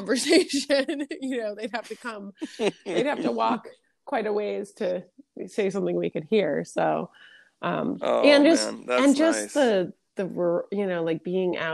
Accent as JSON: {"language": "English", "town": "New York City", "region": "New York", "country": "United States", "tie": "born or raised there", "also_born_or_lived": "Los Angeles, California", "moved": "yes", "said": "my experience growing up was not nature, except for like, you know, the Bronx Zoo"}